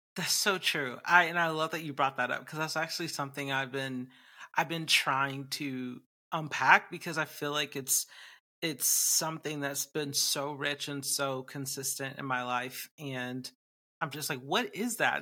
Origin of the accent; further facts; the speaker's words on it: Atlanta, Georgia, United States; moved away; I just moved back to my home state of Atlanta, Georgia, in Georgia, U S A, where I live